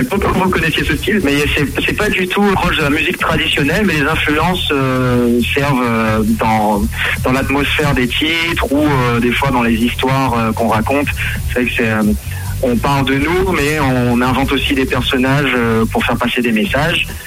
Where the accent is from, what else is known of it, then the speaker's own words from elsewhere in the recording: Réunion; now in Nancy, France; je suis originaire de l'île de la Réunion.